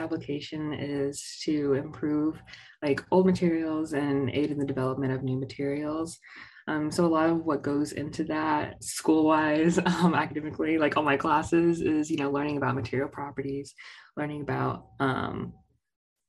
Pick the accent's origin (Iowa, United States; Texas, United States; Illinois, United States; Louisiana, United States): Texas, United States; Ames; I'm from Southeast Texas, but I'm from small town Southeast Texas. So shout out to Ames, Texas, with a population of less than like 1500